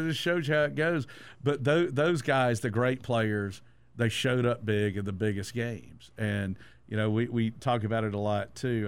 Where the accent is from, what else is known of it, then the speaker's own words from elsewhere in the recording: Statesboro, Georgia, United States; I grew up in Statesboro, Georgia.